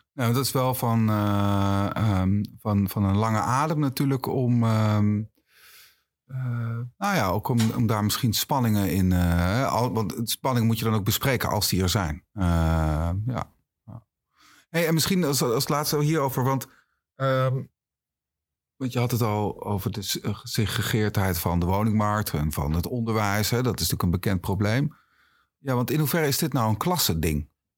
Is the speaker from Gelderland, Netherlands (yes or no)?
yes; Achterhoek, Gelderland, Netherlands; moved away; ik kom oorspronkelijk uit de Achterhoek